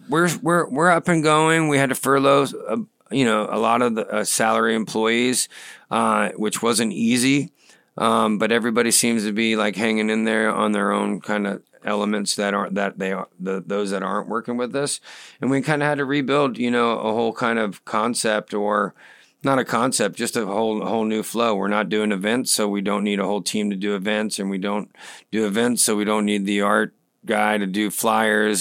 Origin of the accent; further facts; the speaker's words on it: Brandon, Florida, United States; also born or lived in Islip, Long Island, New York; we landed in Brandon